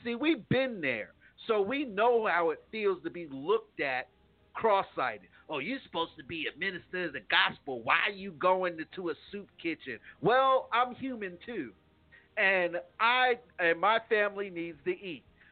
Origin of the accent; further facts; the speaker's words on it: United States; I'm from New York